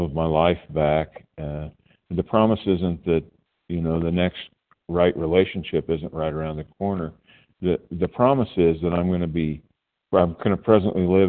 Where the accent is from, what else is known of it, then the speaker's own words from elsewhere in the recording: Tulsa, Oklahoma, United States; I'm from Oklahoma, Tulsa, Oklahoma, but I'm sitting in a room in New Jersey